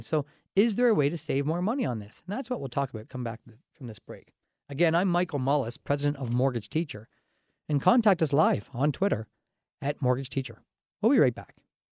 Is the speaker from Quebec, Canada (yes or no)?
no; Dorchester, Ontario, Canada; I grew up in Dorchester, kind of a small town atmosphere outside of London here